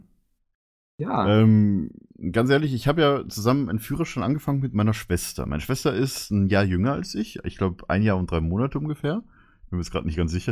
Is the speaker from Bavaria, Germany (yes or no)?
yes; Karlsfeld, Bavaria, Germany; mein Heimatdorf heißt ja Karlsfeld